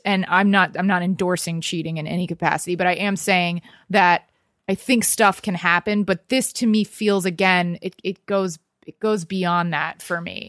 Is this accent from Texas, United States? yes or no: yes; Texas, United States; also born or lived in New York; now in Los Angeles, United States; I've only lived here two years, and I lived in New York before that, and I grew up in Texas.